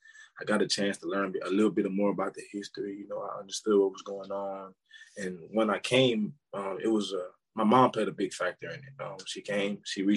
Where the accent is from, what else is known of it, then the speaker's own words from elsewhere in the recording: Houston, Texas, United States; moved away; I'm from Houston, Texas.